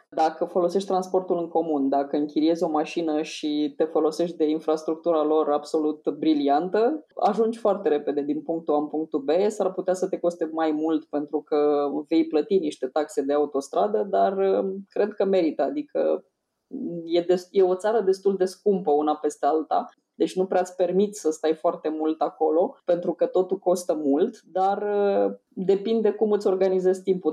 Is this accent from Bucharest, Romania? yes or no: no; Vaslui, Vaslui County, Romania; accent: Moldavian; eu sunt din Vaslui, deci pot să vorbesc și cu accent dacă trebuie